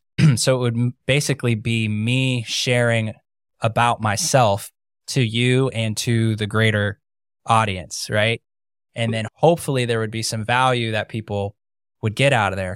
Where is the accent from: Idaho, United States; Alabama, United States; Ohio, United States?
Ohio, United States; moved away as an adult; now in Florida, United States; I grew up in Ohio